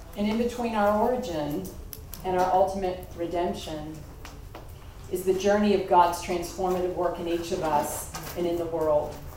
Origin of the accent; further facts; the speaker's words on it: Kentucky, United States; moved away; we're from Kentucky